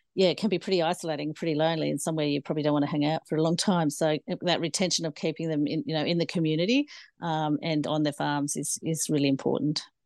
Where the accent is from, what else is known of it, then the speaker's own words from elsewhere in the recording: Cooma, New South Wales, Australia; also born or lived in Hay District; I grew up in the Snowy Mountains of the Monero near Cooma, uh, on a family farm there